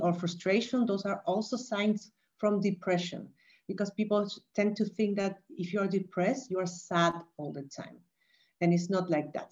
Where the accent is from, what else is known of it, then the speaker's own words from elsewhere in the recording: Chile; moved away as an adult; also born or lived in Vienna, Austria; now in Valencia, Spain; I'm originally from Chile, and I moved